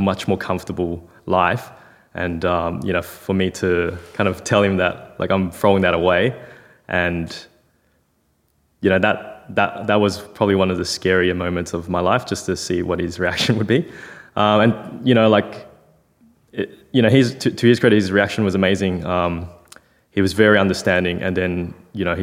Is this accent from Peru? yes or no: no; Melbourne, Victoria, Australia; also born or lived in China; I was born in China, came to Australia. So my dad came back to Melbourne when I was 10 months old. And so we kind of reestablished ourselves in Melbourne.